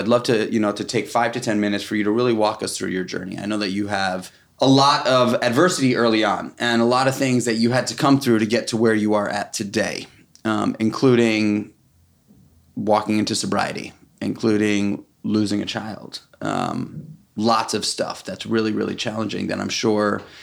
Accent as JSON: {"language": "English", "town": "New York City", "region": "New York", "country": "United States", "tie": "born or raised there", "said": "We're both from New York City. It's very, very rare that you find New York City born and breders"}